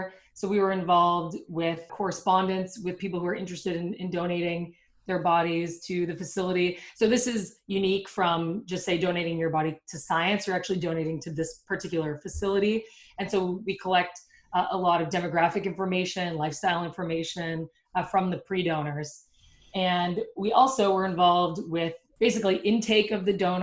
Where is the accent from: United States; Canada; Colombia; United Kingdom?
Canada; moved away; I'm from Canada